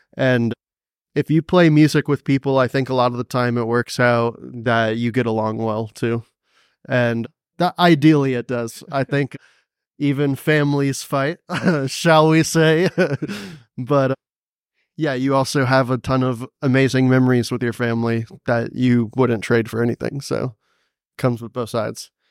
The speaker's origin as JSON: {"language": "English", "town": "Cary", "region": "North Carolina", "country": "United States", "tie": "born or raised there", "also_born_or_lived": "Greensboro, North Carolina", "moved": "as an adult", "lives_now": "Asheville, United States", "said": "I grew up in a town called Cary, right next to Raleigh"}